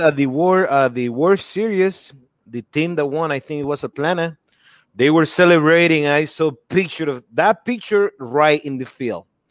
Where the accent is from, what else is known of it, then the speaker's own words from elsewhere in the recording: Nicaragua; moved away; growing up in Nicaragua